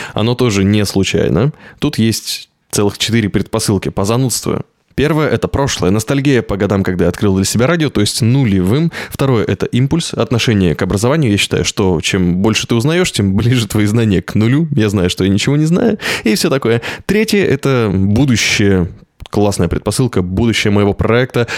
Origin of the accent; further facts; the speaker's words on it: Novosibirsk, Novosibirsk Oblast, Russia; Я из Новосибирска.